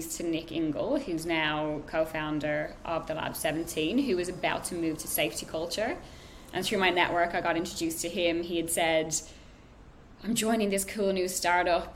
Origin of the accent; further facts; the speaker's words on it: Ireland; moved away as an adult; I'm Irish, so I was on a visa.